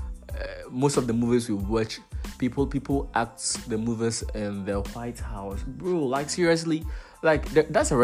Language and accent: English; Ghana; as a Ghanaian